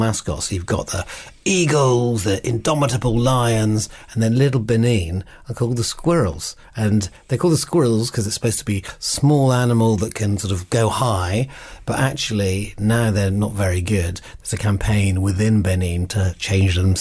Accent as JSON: {"language": "English", "region": "Scotland", "country": "United Kingdom", "tie": "born or raised there", "moved": "yes", "said": "I grew up in Scotland, so my local team near where I used to live is Heart of Midlothian"}